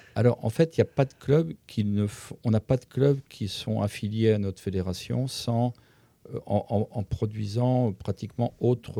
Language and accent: French; Centre-Val de Loire, France; je suis originaire d'un petit village d'Indre-et-Loire